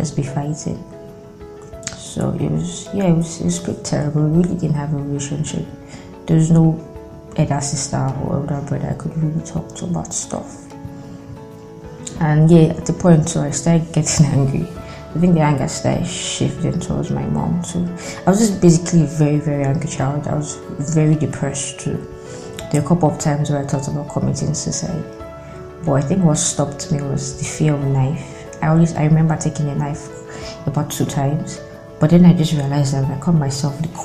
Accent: Delta, Nigeria; I'm from Delta State, so as an indigene

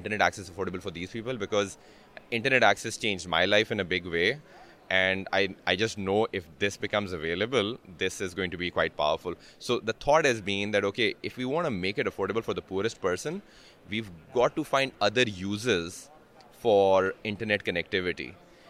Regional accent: Pakistan; I'm from Pakistan, and Pakistan's a very key market for me where I'm currently focusing.

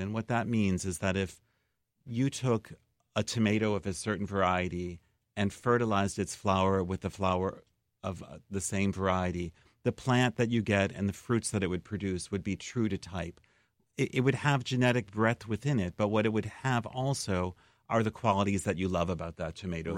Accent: Chicago, Illinois, United States; also born or lived in Massachusetts; now in Decorah, United States; I was born in Chicago, but I actually was living out east for the past twenty-four years

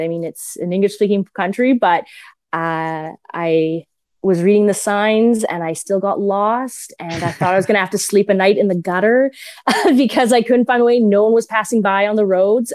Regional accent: Edmonton, Alberta, Canada; I was born and raised in Edmonton

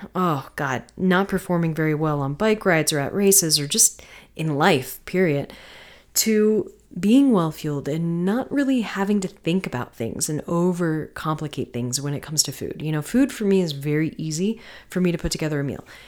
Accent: Florida, United States; I'm from Florida

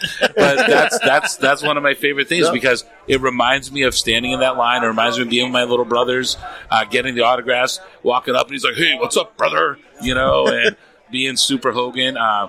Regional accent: Lowell, Massachusetts, United States; So, so I grew up in Massachusetts, right, in Lowell.

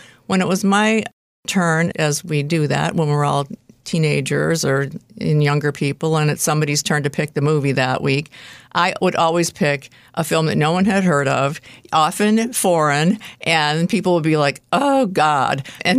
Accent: Detroit, Michigan, United States; moved away as an adult; I moved here about 36 years ago to take a job. I moved from the Detroit area. I didn't know anyone here except the people I was about to work with. I was from the Midwest.

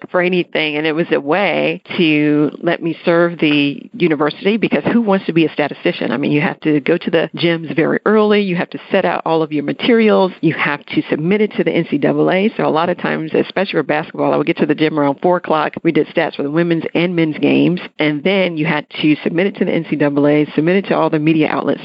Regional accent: North Carolina, United States; moved away as an adult; also born or lived in Atlanta, Georgia; I left my home state of North Carolina

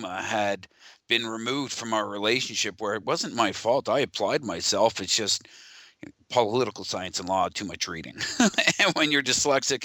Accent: Ontario, Canada; from Ontario.

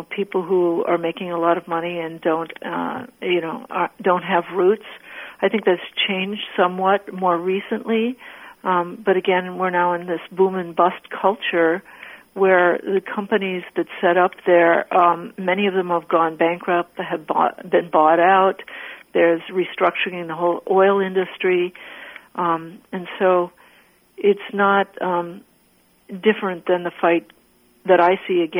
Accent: Bakken area, North Dakota, United States; now in Minnesota, United States; I grew up on the land of the indigenous people of the three tribes, Mandan, Hidatsa, and Arikara

